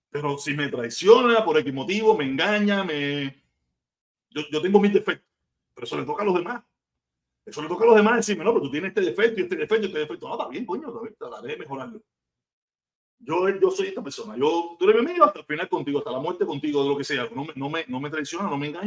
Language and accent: Spanish; Havana, Cuba; yo vengo de Pedado, vengo de Playa, vengo de Santos Suárez, vengo de La Habana Vieja, vengo de Marianao, vengo de Centro Habana